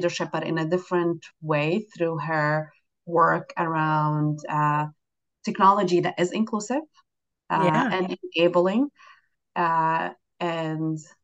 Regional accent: Jordan; now in United States; I'm from Jordan, a Middle Eastern country

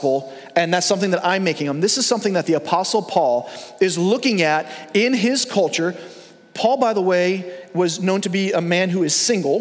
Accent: Long Island, New York, United States; I grew up in New York. I grew up in Long Island.

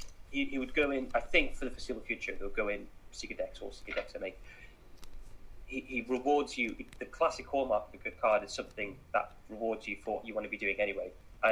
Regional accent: Mississippi, United States; born there; I was born in Mississippi. Louisiana just sounded better.

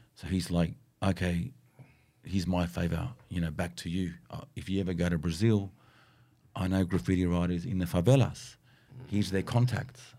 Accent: Sydney, New South Wales, Australia; I'm from Miller, right? Miller, Southwest

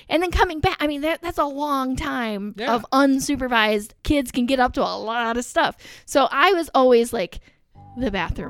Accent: Alexandria, Indiana, United States; also born or lived in Anderson, Indiana; now in Farmland, United States; I'm from Alexandria, where sectional was always a big deal.

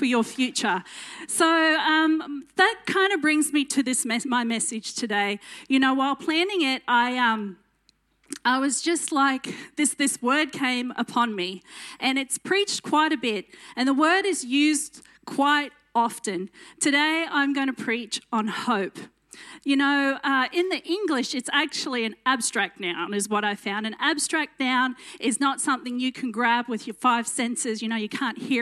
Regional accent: Dalby, Queensland, Australia; accent: country twang; also born or lived in Roma, Queensland; I grew up in Dolby and Roma, which is in Western Queensland

